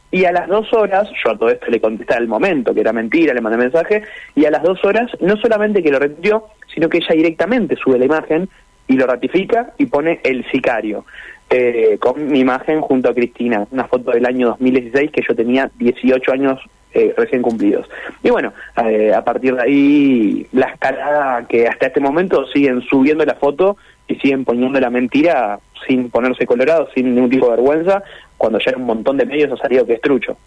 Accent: Lanús, Buenos Aires Province, Argentina; soy de Buenos Aires, Lanús, y me vine a trabajar unos días a la Patagonia

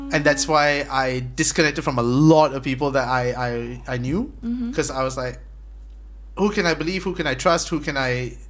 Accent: Malaysia; also born or lived in Singapore; being Malaysian

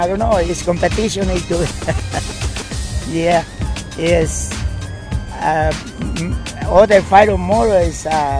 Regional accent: Ciudad Altamirano, Guerrero, Mexico; English is a second language; now in Kingston; Mexico, Ciudad Altamirano, Guerrero. Pero live in Kingston.

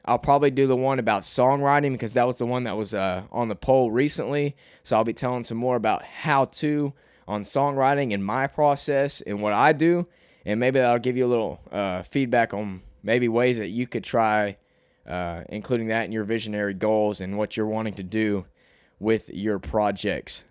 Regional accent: Cabot, Arkansas, United States; accent: Southern twang; also born or lived in New York; I'm from Arkansas and I've, I've always lived here my whole life.

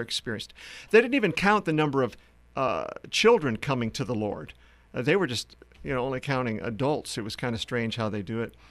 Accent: South Dakota, United States; moved away as an adult; also born or lived in Philadelphia area / Uganda; I grew up in the Midwest in uh, South Dakota.

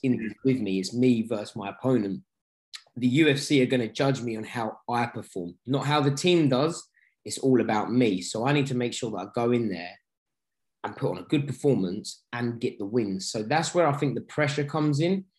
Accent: London, United Kingdom; this is my hometown

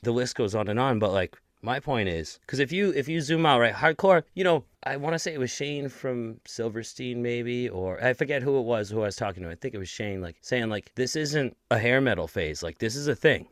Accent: Lynn, Massachusetts, United States; my hometown of Lynn, Massachusetts

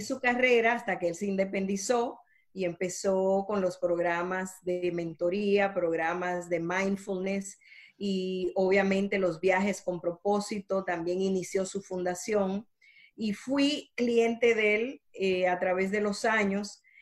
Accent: Dominican Republic; now in Miami, United States; Nací en la República Dominicana, así que soy caribeña pero llevo toda una vida en Estados Unidos.

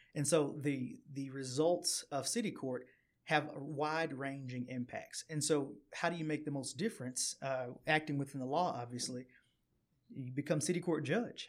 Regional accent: Chattanooga, Tennessee, United States; also born or lived in Maryville, Tennessee / Knoxville, Tennessee; born and raised in Chattanooga

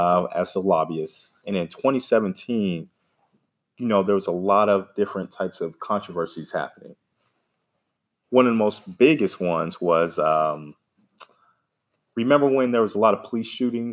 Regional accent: Stone Mountain, Georgia, United States; But I'm a Georgia native. Great. I grew up in Stone Mountain, went to Georgia State for undergrad, UGA for law school.

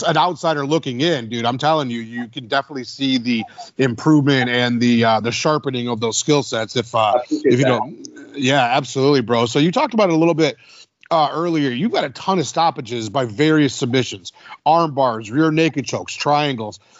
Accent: Detroit, Michigan, United States; I'm from Detroit

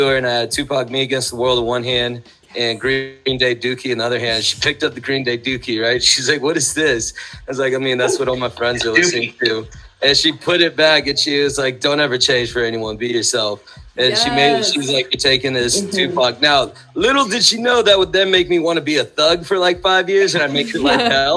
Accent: San Mateo, California, United States; I went to school in San Carlos, but I grew up in San Mateo.

